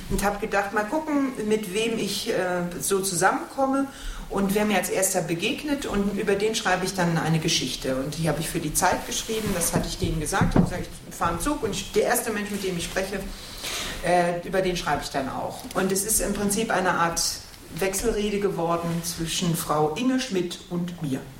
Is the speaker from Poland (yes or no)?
yes; Katowice, Silesian Voivodeship, Poland; born there; moved away; Ich bin in Katowice geboren. Katowice sagen sie heute.